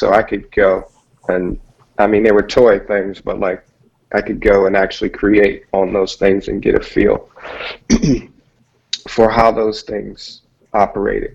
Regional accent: Michigan, United States; moved away as an adult; also born or lived in California; I'm originally from Michigan, and then I moved to California and in pursuit of a career in music.

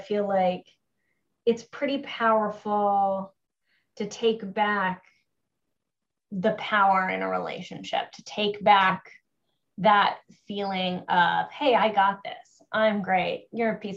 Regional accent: Kenora, Ontario, Canada; my hometown of Kenora, Ontario

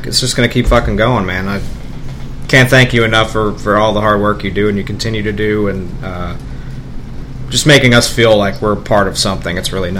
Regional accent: New York, United States; I'm from New York

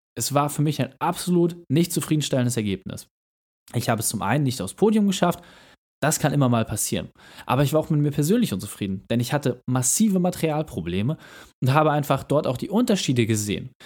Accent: Hamburg, Germany; als Hamburger

